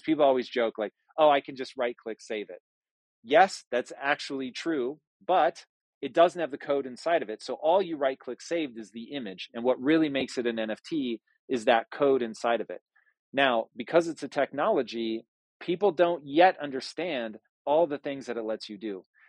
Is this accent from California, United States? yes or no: yes; California, United States; I grew up hard here in Southern California